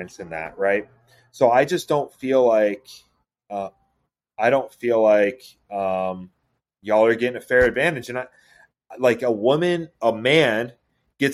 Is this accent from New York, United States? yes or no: yes; Seneca Falls, New York, United States; where I grew up in New York, birthplace of women's rights, right? Like Seneca Falls, New York